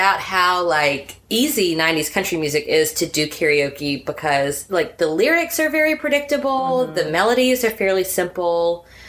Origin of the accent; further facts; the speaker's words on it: the Upstate of South Carolina, United States; I grew up in the upstate of South Carolina.